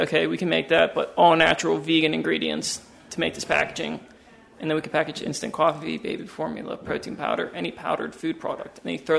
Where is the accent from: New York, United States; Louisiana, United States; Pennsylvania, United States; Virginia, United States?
Pennsylvania, United States; Pittsburgh; So I'm from Pittsburgh.